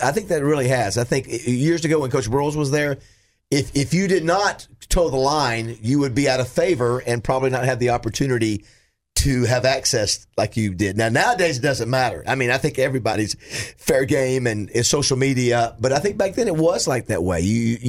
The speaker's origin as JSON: {"language": "English", "town": "Panama City", "region": "Florida", "country": "United States", "tie": "born or raised there", "moved": "yes", "lives_now": "Arkansas, United States", "said": "I'm proud to say that I'm an Arkansan, even though I was born in Panama City."}